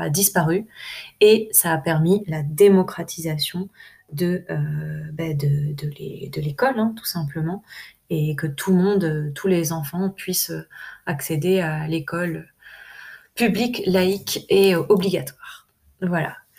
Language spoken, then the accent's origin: French; France; en tant que, en tant que française